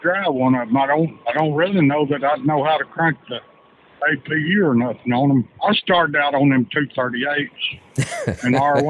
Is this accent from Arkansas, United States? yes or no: yes; deep south Arkansas, United States; I'm from deep south Arkansas.